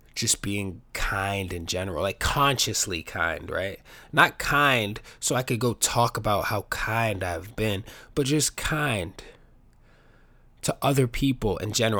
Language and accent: English; New York City, New York, United States; I grew up in New York City, the best city in the world